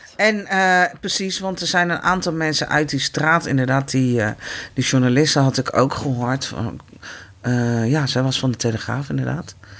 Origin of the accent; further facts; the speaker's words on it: The Hague, South Holland, Netherlands; Ik ben hier geboren. Ik ben in Nederland geboren.